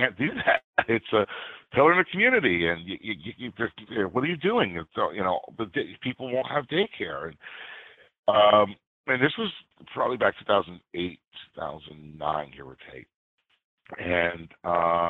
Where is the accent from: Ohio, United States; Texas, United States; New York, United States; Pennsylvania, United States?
New York, United States; New York City; moved away as an adult; also born or lived in Queens, New York / Poughkeepsie, New York / Dutchess County, New York; now in Sullivan County, United States; I grew up in Brooklyn, New York, and ended up moving to Queens